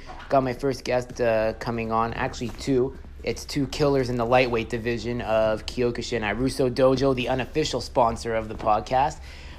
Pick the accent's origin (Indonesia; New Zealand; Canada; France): Canada; Beaconsfield, Quebec; also born or lived in Montreal; I used to live in the West Island, actually. I grew up in Beaconsfield.